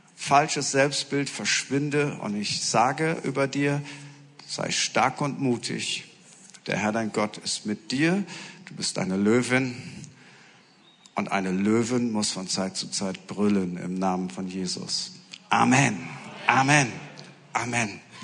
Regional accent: Friesland, Lower Saxony, Germany; ich komme aus Norddeutschland, aus aus Friesland

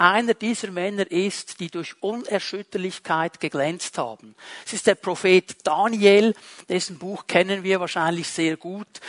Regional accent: Switzerland

